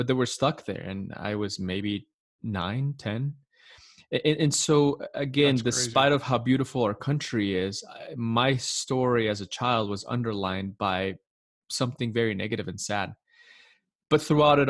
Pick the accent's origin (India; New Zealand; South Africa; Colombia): Colombia; Medellin, Antioquia; now in United States; I was born and raised in Colombia, Medellin, Colombia, beautiful country